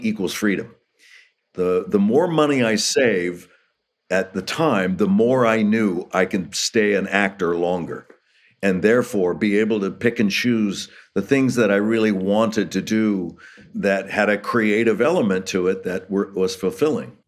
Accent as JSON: {"language": "English", "town": "Los Angeles", "region": "California", "country": "United States", "tie": "born or raised there", "also_born_or_lived": "Hollywood", "said": "I was born in Hollywood, raised in Los Angeles"}